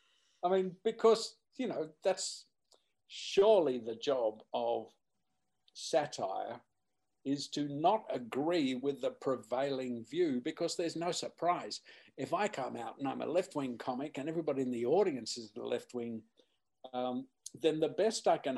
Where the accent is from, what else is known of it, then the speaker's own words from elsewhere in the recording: Australia; being Australian, performing in the UK